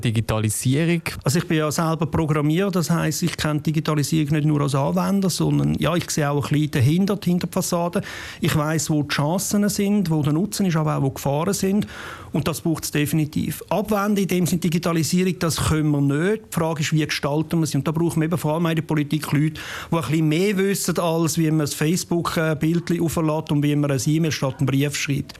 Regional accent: Opfikon, Zurich, Switzerland; Ich komme aus Opfiken

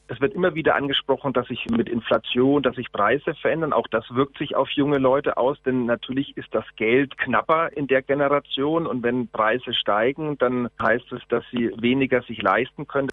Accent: Switzerland; bei uns in der Schweiz

